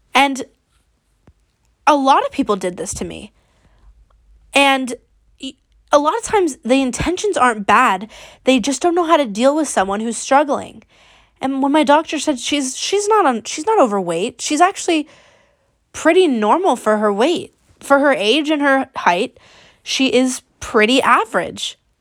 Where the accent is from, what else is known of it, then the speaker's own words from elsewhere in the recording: Bay Area, California, United States; I am sixteen, and I'm from the Bay Area